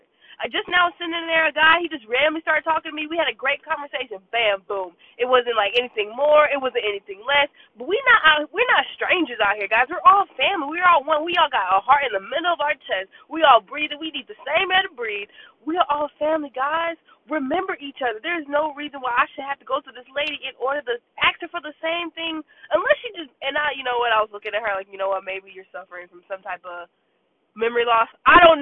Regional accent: Jamaica; now in Decatur, Georgia, United States; my entire childhood was raised in Jamaica.

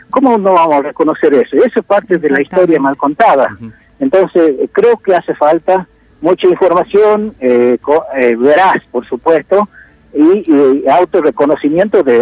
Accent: Argentina; Somos ciudadanos argentinos, pero bueno, tenemos eh, una historia propia, una cultura propia

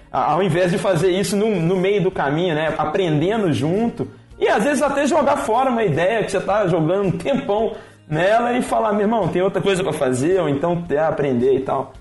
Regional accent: Belo Horizonte, Minas Gerais, Brazil; moved away as an adult; now in São Paulo, Brazil; sou mineiro, né? Sou de, de Belo Horizonte

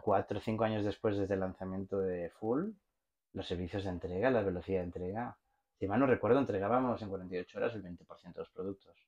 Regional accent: Barcelona, Catalonia, Spain; moved away; also born or lived in Mexico; por mi acento se debe de notar, soy eh, soy de Barcelona

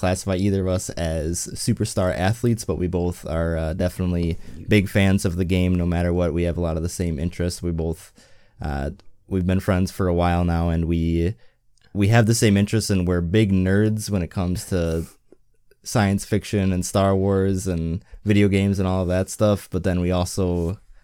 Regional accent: Wisconsin, United States; I grew up in Wisconsin

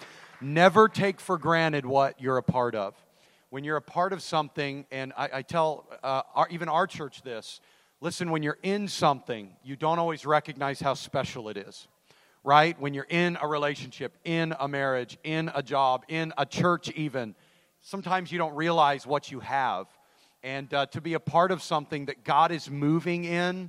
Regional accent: Idaho, United States; I'm from Idaho.

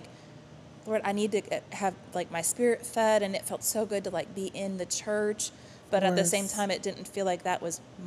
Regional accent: Wisconsin, United States; moved away as an adult; now in Texas, United States; I'm from Wisconsin originally.

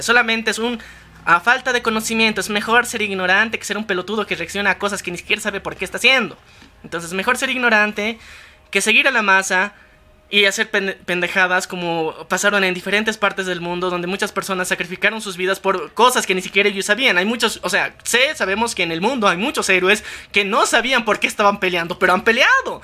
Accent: Bolivia; somos de Bolivia

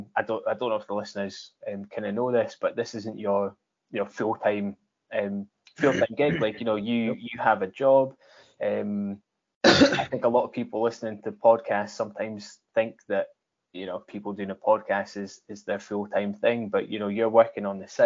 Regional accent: Scotland, United Kingdom; we grew up in Scotland

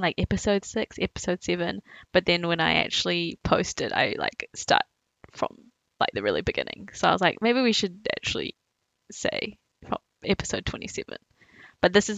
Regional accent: Auckland, New Zealand; also born or lived in Taiwan; I was born in Taiwan and then I moved to New Zealand when I was 4

